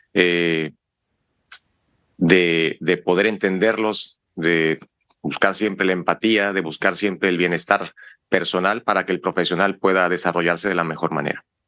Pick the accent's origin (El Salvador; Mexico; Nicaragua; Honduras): Mexico; somos mexicanos